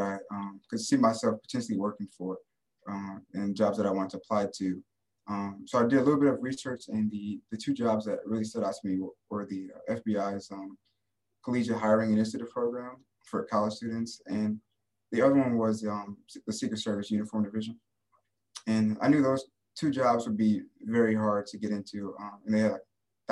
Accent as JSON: {"language": "English", "region": "Michigan", "country": "United States", "moved": "as an adult", "lives_now": "Tiffin, United States", "said": "I am from Michigan."}